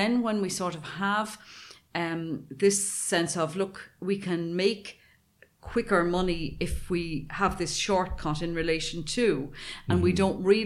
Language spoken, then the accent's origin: English; Ireland; I grew up in Ireland. I lived in the country.